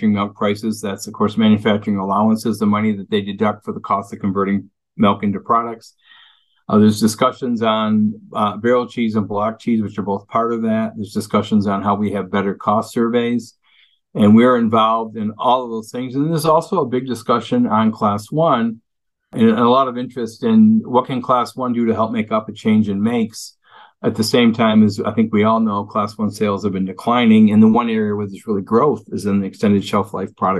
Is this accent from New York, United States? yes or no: yes; Western New York, United States; also born or lived in Cincinnati; now in Wisconsin, United States; I was raised with that in Western New York